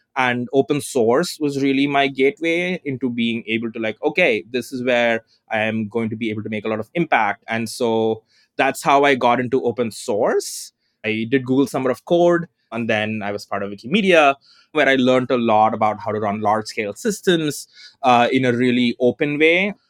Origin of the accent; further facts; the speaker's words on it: southern India, India; moved away as an adult; now in Berkeley, United States; I currently live in Berkeley, but I was, you know, I was born in Southern India, to, you know, in a non-upper caste Tamil family